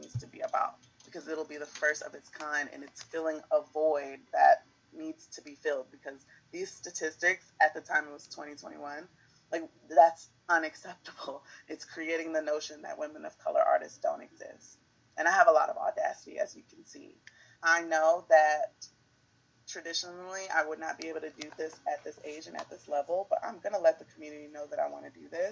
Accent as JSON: {"language": "English", "town": "Baltimore", "region": "Maryland", "country": "United States", "said": "I'm from Baltimore, so it's just thinking of the communities that have made me"}